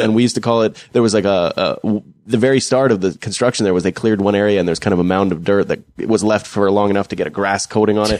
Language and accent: English; Fort McMurray, Alberta, Canada; growing up in Fort McMurray